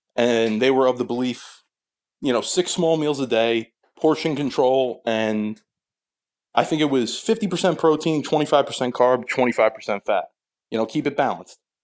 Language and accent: English; Sayreville, New Jersey, United States; I'm from Sayreville, New Jersey, my whole life, currently live in a neighboring town.